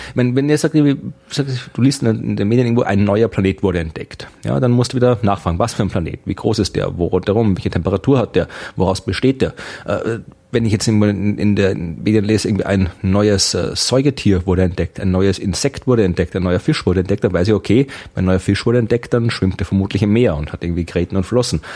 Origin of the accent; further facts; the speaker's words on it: Krems, Lower Austria, Austria; meiner Heimatstadt in Österreich